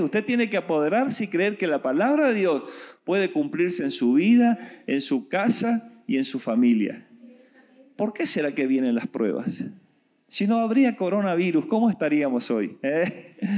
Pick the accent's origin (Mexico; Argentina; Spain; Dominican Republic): Argentina; moved away; Yo vengo de Argentina